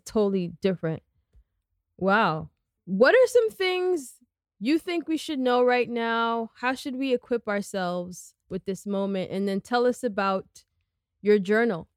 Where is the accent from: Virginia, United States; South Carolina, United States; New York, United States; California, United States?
New York, United States; New York City; I grew up on the Upper West Side